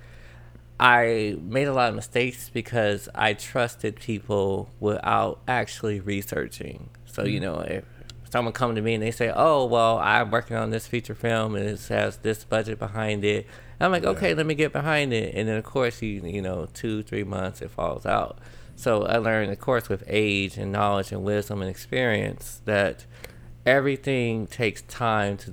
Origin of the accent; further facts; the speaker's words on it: Los Angeles, California, United States; Originally from L.A., born and raised